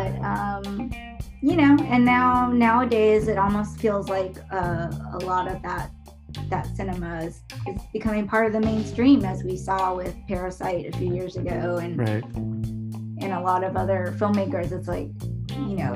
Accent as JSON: {"language": "English", "town": "Dallas", "region": "Texas", "country": "United States", "tie": "born or raised there", "said": "I was born and raised in Dallas, Texas."}